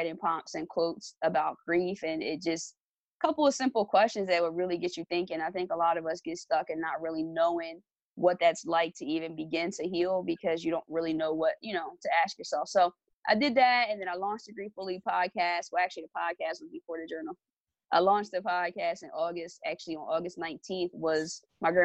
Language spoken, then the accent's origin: English; Lawnside, New Jersey, United States; I'm from Longside, New Jersey. It's a small town. It's a predominantly African-American community